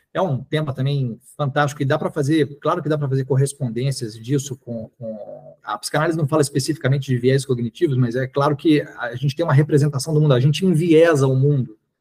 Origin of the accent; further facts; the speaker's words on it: Niterói, Rio de Janeiro, Brazil; also born or lived in Belo Horizonte, Minas Gerais; quando eu tinha cinco anos de idade. Ele foi trabalhar no Rio, mas preferiu morar em Niterói, achou Niterói mais tranquilo, então eu cresci em Niterói